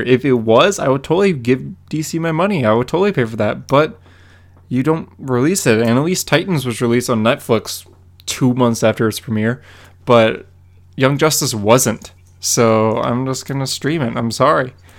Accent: Calgary, Alberta, Canada; born or raised there

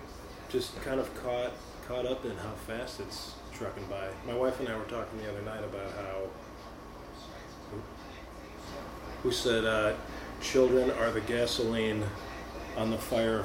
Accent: Bay Village, Ohio, United States; now in Gainesville, United States; I grew up in Cleveland.

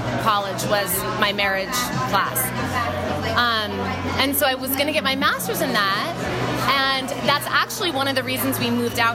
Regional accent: Trumbull, Connecticut, United States; moved away as an adult; also born or lived in California / Pennsylvania / Oneonta, New York; I was born in California, but moved when I was 7 and grew up mainly in Connecticut

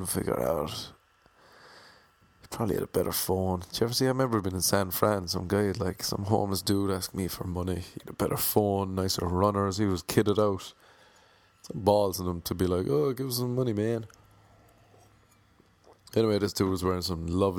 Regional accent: Ireland; I'm Irish.

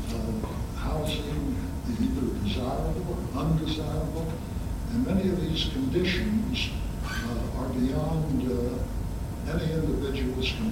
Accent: St. Louis, Missouri, United States; born or raised there

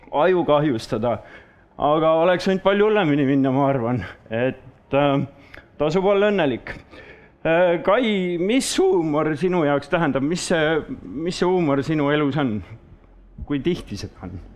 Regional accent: Saare County, Estonia; now in Paide, Estonia; olen pärit Saaremaalt ja elu on toonud mind siis äh, Paidesse nüüd tänasel päeval

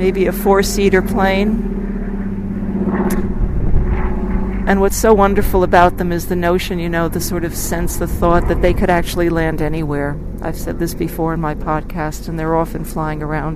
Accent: United States; now in Australia; I'm living in Australia and I'm American

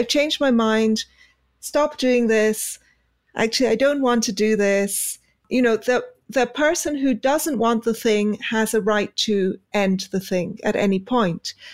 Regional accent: United Kingdom; being British

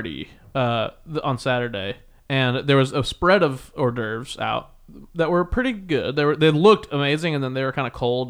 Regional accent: Midwest, United States; I'm a Midwesterner too.

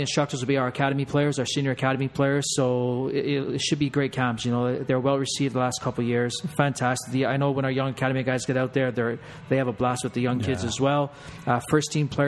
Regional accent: Canada; I am Canadian

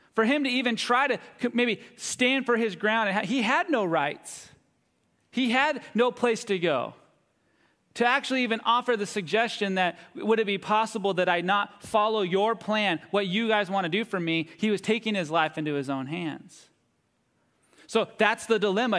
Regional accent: United States; my growing up here as an American

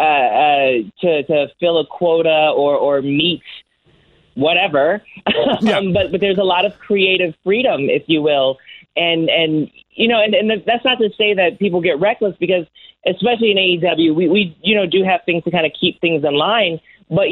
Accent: Washington, District of Columbia, United States; my hometown in mm-hmm. Washington D.C.

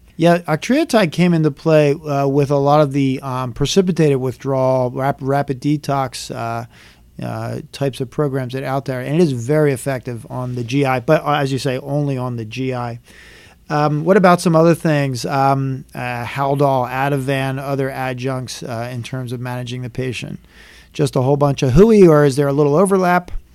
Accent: Philadelphia, Pennsylvania, United States; I grew up in Philadelphia, in, in Philadelphia area

